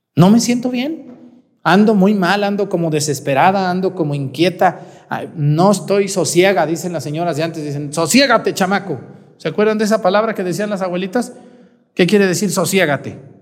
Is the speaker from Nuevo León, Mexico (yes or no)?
no; Michoacán, Mexico; now in Guerrero, Mexico; En mi tierra, allá en Mestigacán, se usa el pozole rojo